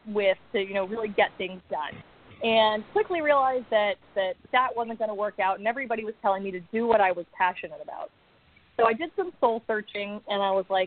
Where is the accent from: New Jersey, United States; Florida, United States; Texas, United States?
Texas, United States; Austin; now in Los Angeles, United States; I grew up in Austin, Texas, which is my favorite place on earth